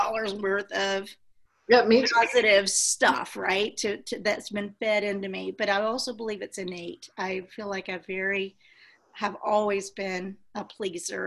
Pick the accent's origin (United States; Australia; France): United States; Texas; I'm from Texas